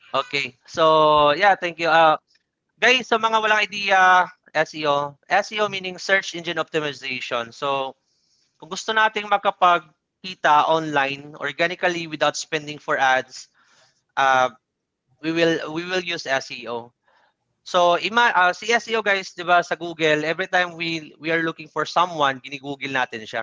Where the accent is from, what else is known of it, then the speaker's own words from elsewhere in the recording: Bisaya, Visayas, Philippines; Tagalog is a second language; hindi ako magaling magtagalog. Bisaya kasi ako, so yung yung pagtagalog ko is panot-panot